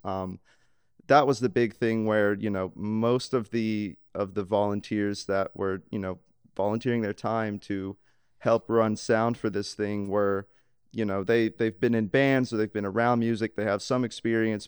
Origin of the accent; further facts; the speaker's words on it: Laurel, Mississippi, United States; I grew up in Laurel, Mississippi